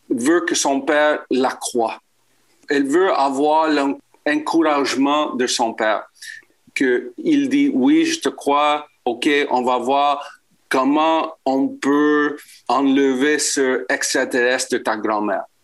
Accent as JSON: {"language": "French", "region": "Quebec", "country": "Canada", "first_language": "en", "second_language": "French", "said": "Euh, je suis québécois d'origine chilienne. Je suis anglophone."}